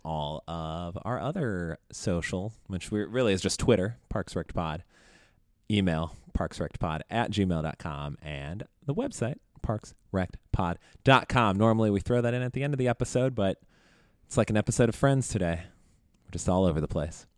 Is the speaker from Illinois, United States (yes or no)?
yes; Chicago, Illinois, United States; growing up in Chicago